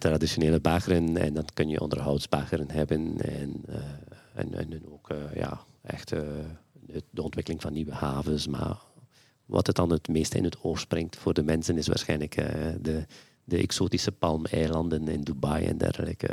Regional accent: West Flanders, Belgium; moved away as an adult; also born or lived in Antwerp; Ik ben eigenlijk van nature uit of van, van geboorte ben ik een West-Vlaming.

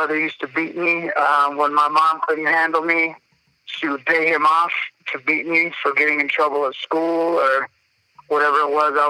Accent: Denver, Colorado, United States; also born or lived in Missouri; I grew up in South Denver, watching my parents fight

